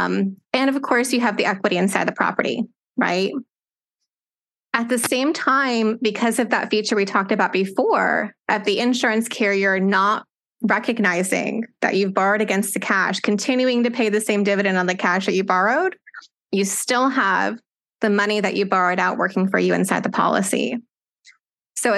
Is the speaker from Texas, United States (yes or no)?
yes; Austin, Texas, United States; moved away as an adult; now in Lake Charles, United States; I grew up in Austin, Texas, and moved here about 2 years ago because I was about to marry my husband